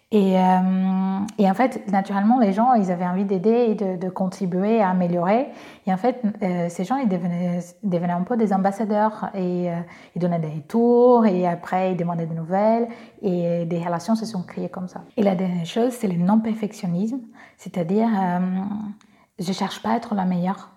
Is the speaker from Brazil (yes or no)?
yes; Brazil; accent: Brazilian; French is a second language; now in France; je suis brésilienne, j'ai un petit accent